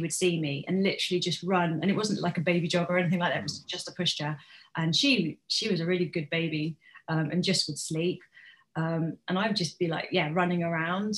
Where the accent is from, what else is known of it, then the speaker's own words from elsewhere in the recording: Bournemouth, South West England, United Kingdom; also born or lived in Hereford; I was born in Bournemouth. For a while when I was young, I lived in Hereford, and I loved Hereford. And then my parents split up and I got dragged back to Bournemouth